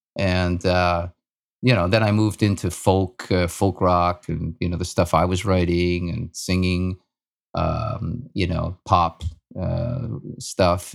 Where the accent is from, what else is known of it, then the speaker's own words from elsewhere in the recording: Austria; moved away; I was born in Austria, in Europe, and, uh, lived in a small village.